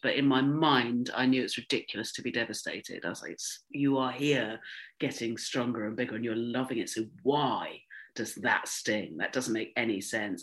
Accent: Dorset, South West England, United Kingdom; I grew up in Dorset where you had like a first school, a middle school, and an upper school.

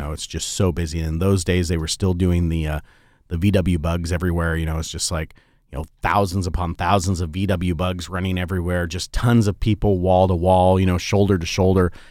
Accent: West Coast, United States; now in Portland, United States; growing up on the West Coast

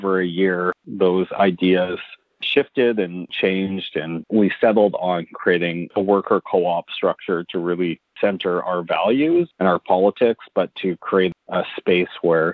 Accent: Winnipeg, Manitoba, Canada; moved away as an adult; now in Vancouver, Canada; I grew up in Winnipeg

